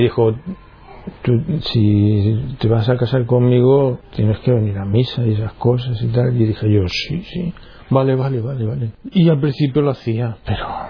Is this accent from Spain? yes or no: yes; Minas de Riotinto, Andalusia, Spain; Nací en Minas de Rutinto, en Huelva, en una familia, digamos, cristiana, normal, de misa dominical